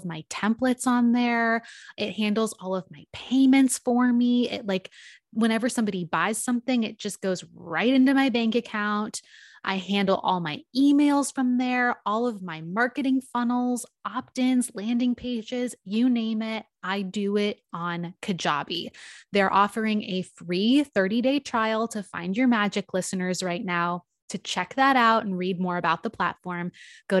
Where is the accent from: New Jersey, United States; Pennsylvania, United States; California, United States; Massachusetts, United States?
California, United States; I grew up in California